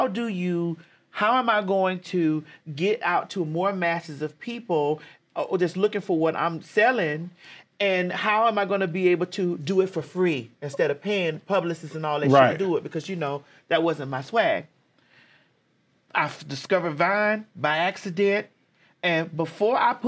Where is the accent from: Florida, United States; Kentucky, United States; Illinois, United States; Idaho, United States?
Florida, United States; Miami; moved away as an adult; now in Atlanta, United States; I'm from Miami, Florida